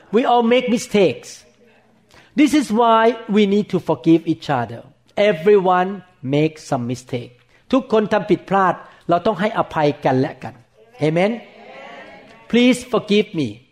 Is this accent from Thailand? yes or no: yes; Thailand; when I was growing up in Thailand